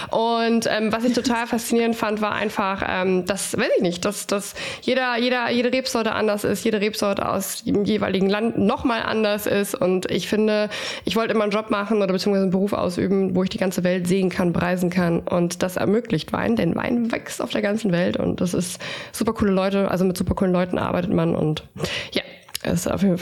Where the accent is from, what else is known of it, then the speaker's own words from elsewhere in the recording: Stuttgart, Baden-Württemberg, Germany; ich komme aus Stuttgart